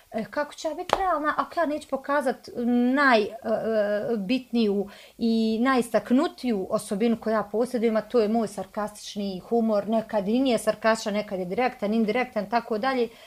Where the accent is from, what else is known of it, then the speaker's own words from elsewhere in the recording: Bosnia & Herzegovina; evo prva ja koja sam iz malog mjesta za Kalesu